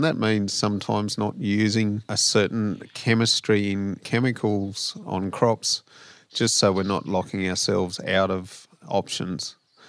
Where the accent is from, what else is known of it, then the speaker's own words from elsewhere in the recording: Tottenham, New South Wales, Australia; So we're originally from Tottenham in central New South Wales.